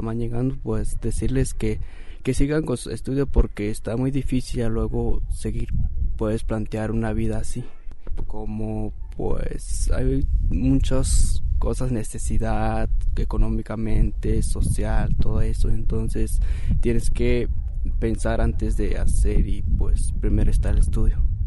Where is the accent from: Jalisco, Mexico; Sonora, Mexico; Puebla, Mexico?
Jalisco, Mexico; Ocota de la Sierra; soy originario de Ocoto de la Sierra, municipio de Mezquití, Jalisco.